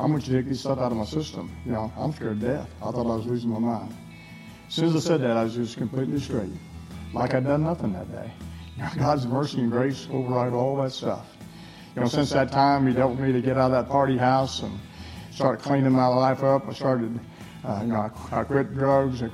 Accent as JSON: {"language": "English", "region": "Missouri", "country": "United States", "tie": "born or raised there", "also_born_or_lived": "Utah / Texas", "moved": "yes", "said": "I was born in Missouri"}